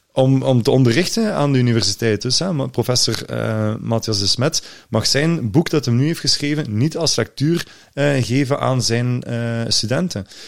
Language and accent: Dutch; Limburg, Flanders, Belgium; als Limburger